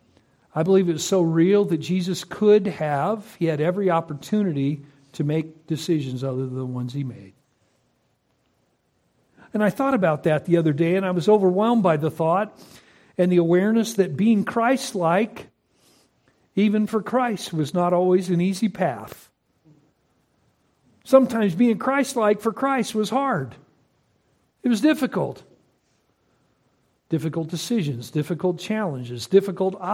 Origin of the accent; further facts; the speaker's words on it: Concord, California, United States; moved away as an adult; also born or lived in Nampa, Idaho; I grew up in Concord, California